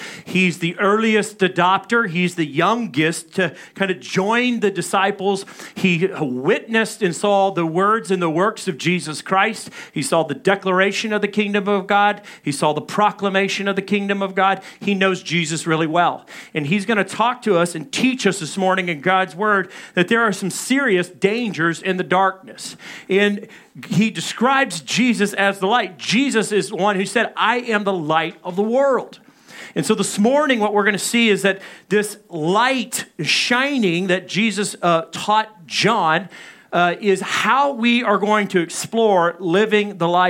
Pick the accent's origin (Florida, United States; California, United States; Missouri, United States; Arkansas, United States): Arkansas, United States; Little Rock; I grew up in Little Rock, and my dad and my brothers were all hunters and fishermen, and I enjoyed the outdoors, but I also liked the city.